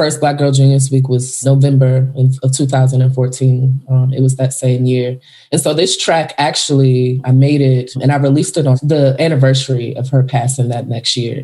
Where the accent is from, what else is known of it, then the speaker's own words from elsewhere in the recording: Richmond, Virginia, United States; moved away as an adult; also born or lived in Syracuse, New York; I'm from Virginia, born and raised